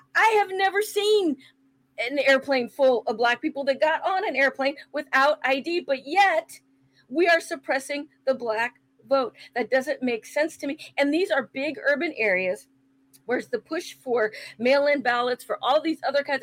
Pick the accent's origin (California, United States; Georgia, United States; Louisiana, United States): California, United States; San Francisco; I grew up in San Francisco